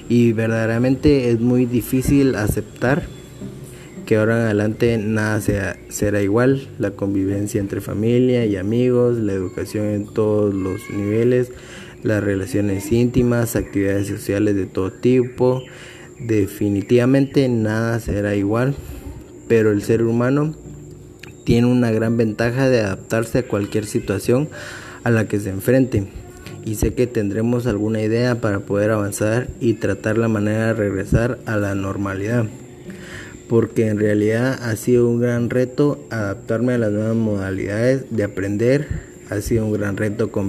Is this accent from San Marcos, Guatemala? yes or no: yes; Malacatán, San Marcos, Guatemala; also born or lived in Tecún Umán / Coatepeque; tengo 22 años, soy originario de Malacatán, San Marcos, pero es algo confuso porque mis primeros tres años los viví en Tecumán, luego los tres años siguientes los viví en Malacatán, después viví seis años en Coatepeque